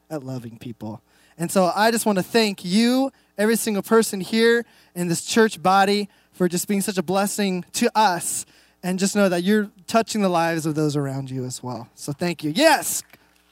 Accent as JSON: {"language": "English", "town": "Reno", "region": "Nevada", "country": "United States", "moved": "as an adult", "lives_now": "Enumclaw, United States", "said": "We moved here about a year and a half. We're actually from Reno, Nevada."}